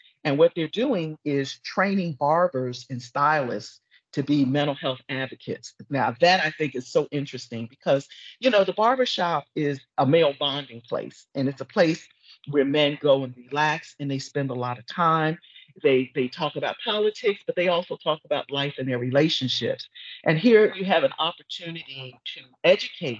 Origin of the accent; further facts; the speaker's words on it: Philadelphia, Pennsylvania, United States; from my hometown of Philadelphia